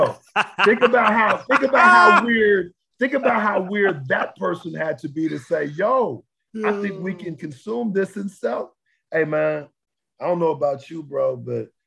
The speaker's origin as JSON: {"language": "English", "region": "South Texas", "country": "United States", "said": "Originally from South Texas"}